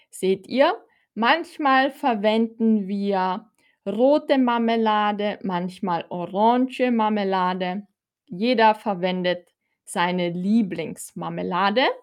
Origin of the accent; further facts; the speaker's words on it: Austria; ich komme aus Österreich, aber ich bin zur Hälfte tschechisch. Meine Mutter ist aus Tschechien, from the Czech Republic.